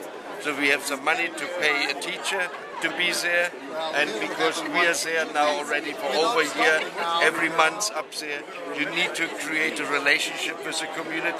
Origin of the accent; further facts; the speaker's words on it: Berlin, Germany; moved away; also born or lived in East Germany; I was born in East Germany, and my parents resettled to West Berlin in 51, and we were very, very poor.